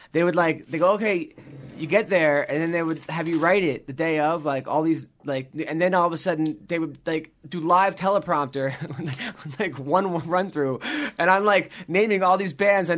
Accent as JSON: {"language": "English", "region": "New York", "country": "United States", "said": "from New York."}